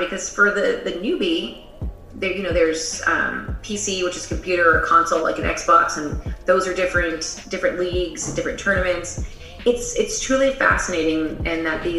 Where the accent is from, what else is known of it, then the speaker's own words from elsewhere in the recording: Las Vegas, Nevada, United States; also born or lived in Singapore / Tulsa, Oklahoma / Chicago; I'm from Las Vegas